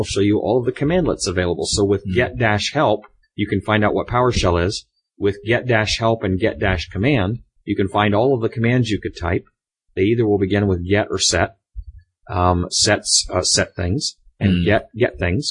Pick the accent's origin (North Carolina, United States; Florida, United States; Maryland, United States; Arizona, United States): Florida, United States; now in Seattle area, United States; We're from Florida